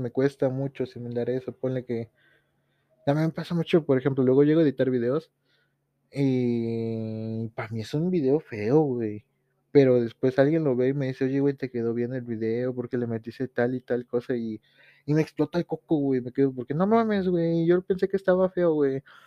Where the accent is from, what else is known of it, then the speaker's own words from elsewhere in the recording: Tepoztlán, Morelos, Mexico; saludos desde este pinche pueblo llamado Tepoztlán